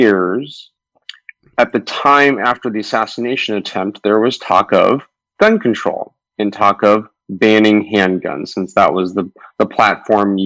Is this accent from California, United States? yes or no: yes; Southern California, United States; I grew up in Southern California